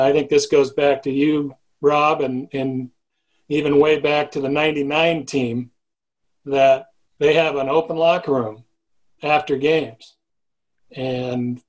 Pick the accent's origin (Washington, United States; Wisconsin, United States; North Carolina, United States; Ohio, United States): Washington, United States; Seattle; I grew up Seattle area